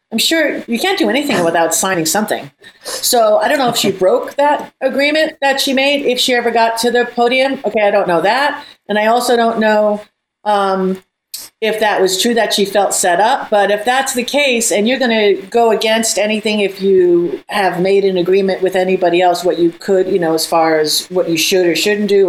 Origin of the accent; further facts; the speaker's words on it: United States; as Americans